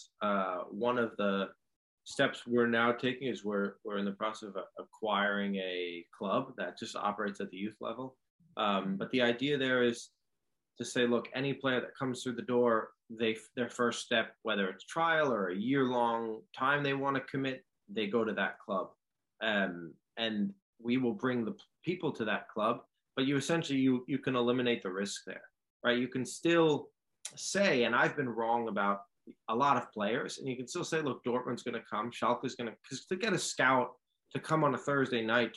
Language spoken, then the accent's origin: English; New York City, New York, United States; growing up in New York City